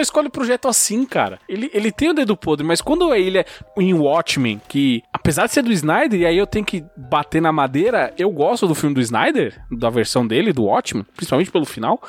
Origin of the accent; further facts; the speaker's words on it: Brazil; enquanto brasileiro